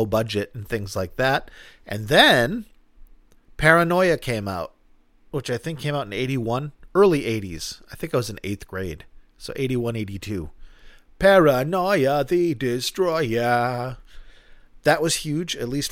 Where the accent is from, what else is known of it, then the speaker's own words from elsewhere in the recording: southern New Hampshire, United States; also born or lived in Boston area, Massachusetts; I grew up in the Boston area, so very good rock and roll town.